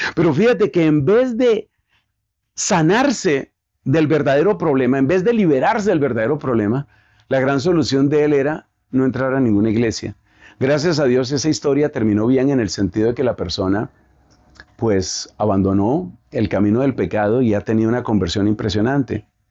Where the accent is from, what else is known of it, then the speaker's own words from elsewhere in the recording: Colombia; aquí en mi país, en Colombia